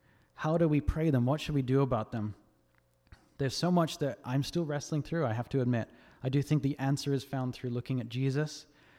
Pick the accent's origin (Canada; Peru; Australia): Australia; now in United States; I'm not from America. I'm actually Australian, believe it or not. I know my accent's all over the place. But when I first moved here a couple of years ago